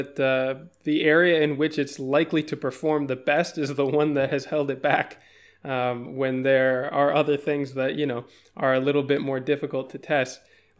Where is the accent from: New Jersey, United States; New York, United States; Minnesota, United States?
Minnesota, United States; where I grew up in Minnesota